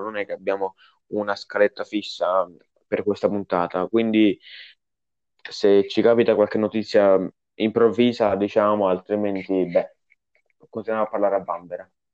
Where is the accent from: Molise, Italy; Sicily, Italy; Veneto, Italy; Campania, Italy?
Campania, Italy; Naples; io so di Napoli